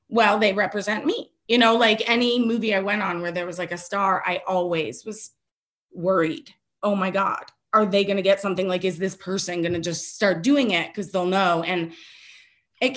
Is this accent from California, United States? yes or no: no; Michigan, United States; moved away; where I grew up in Michigan, because it was a Detroit address